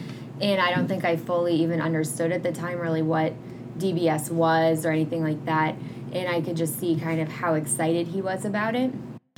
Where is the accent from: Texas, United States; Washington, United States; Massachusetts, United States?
Massachusetts, United States; moved away as an adult; also born or lived in St. Martin / New York; now in Nebraska, United States; I'm originally from Massachusetts. I'm one of the second year fellows here. And after doing my medical school in St. Martin and New York, I came to Nebraska for my neurology residency before staying here for my fellowship.